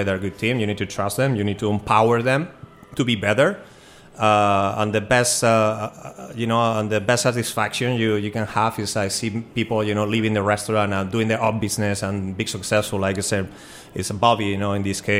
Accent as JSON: {"language": "English", "country": "Spain", "moved": "yes", "lives_now": "Washington, DC, United States", "said": "I'm an immigrant from Spain, but always felt like DC, you know, was my home"}